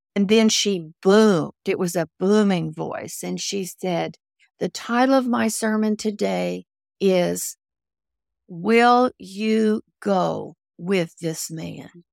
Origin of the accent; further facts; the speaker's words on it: Ozarks of Missouri, United States; moved away; also born or lived in New Orleans; I grew up in the Ozarks of Missouri